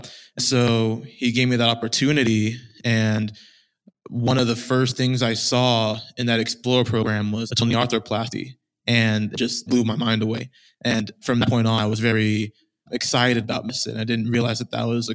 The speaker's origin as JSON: {"language": "English", "town": "Austin", "region": "Texas", "country": "United States", "tie": "born or raised there", "said": "I was born and raised in Austin, Texas"}